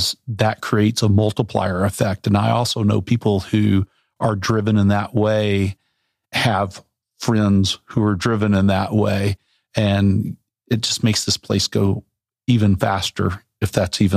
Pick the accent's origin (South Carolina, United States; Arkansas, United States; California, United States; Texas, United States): Arkansas, United States; Central; now in Bentonville, United States; I grew up in Central Arkansas